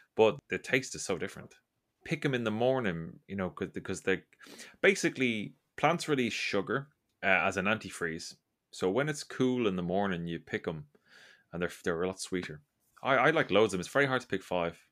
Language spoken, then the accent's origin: English; Ireland; I grew up in Ireland